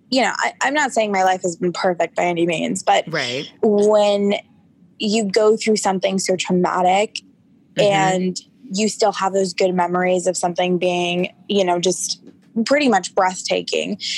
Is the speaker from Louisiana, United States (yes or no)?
no; Orange, California, United States; I grew up in Orange, California.